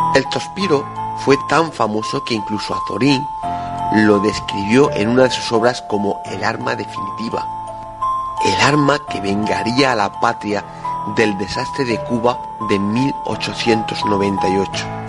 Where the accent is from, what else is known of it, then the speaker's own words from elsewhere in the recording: Region of Murcia, Spain; nosotros mismos como murcianos